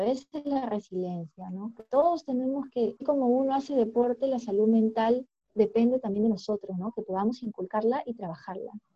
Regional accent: Peru; nosotros como peruanos

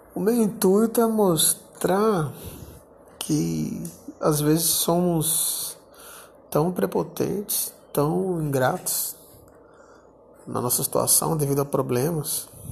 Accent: Brasília, Federal District, Brazil; Eu, na cidade onde eu nasci, né, Brasília

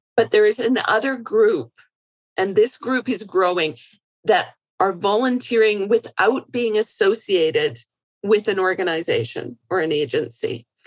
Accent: Canada; I'm Canadian.

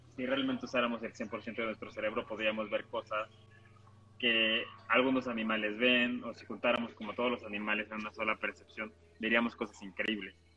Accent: Mexico; como cultura mexicana jugamos con la muerte

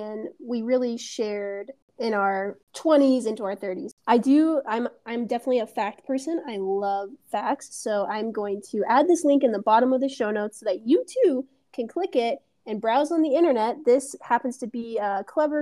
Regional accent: United States; we are both American women. We're both American white women

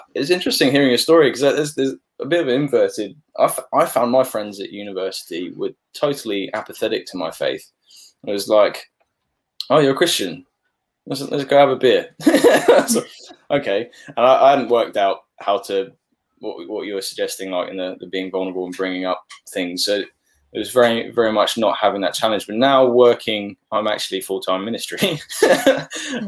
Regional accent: Papua New Guinea; moved away; growing up in Papua New Guinea.

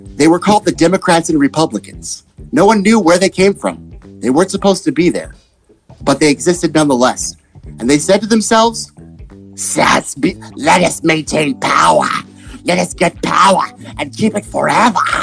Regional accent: Texas, United States; I'm from Texas.

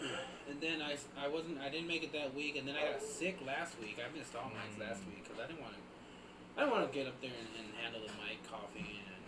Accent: Iowa, United States; first language Spanish; English is a second language; I moved to Iowa. When I moved to Iowa, I was like six.

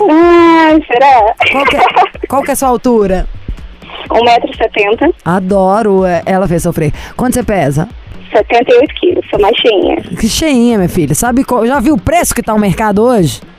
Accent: Rondonópolis, Mato Grosso, Brazil; Eu sou de Rondonópolis, sou brasileira.

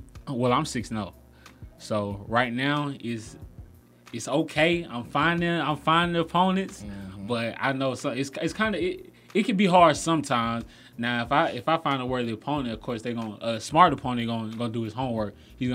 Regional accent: Decatur, Georgia, United States; I'm from Decatur.

